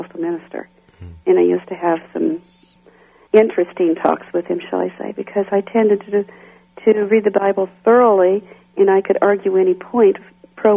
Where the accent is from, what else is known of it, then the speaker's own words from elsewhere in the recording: Kansas City, Kansas, United States; moved away as an adult; I grew up in Kansas City, Kansas. Outside of Kansas City, Kansas, at a small goat farm